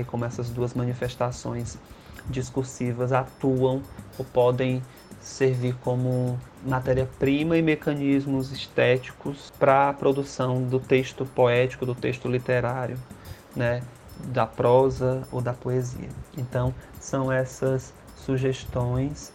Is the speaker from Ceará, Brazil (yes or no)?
yes; Ceará, Brazil; sou cearense